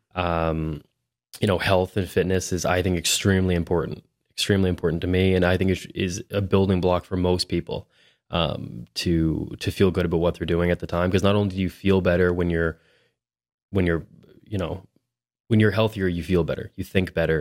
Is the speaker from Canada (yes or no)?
yes; Hampton, New Brunswick, Canada; also born or lived in Miramichi, New Brunswick / Moncton, New Brunswick; now in Fredericton, Canada; I'm from Hampton, New Brunswick. which is just, I spent the majority of my youth in Hampton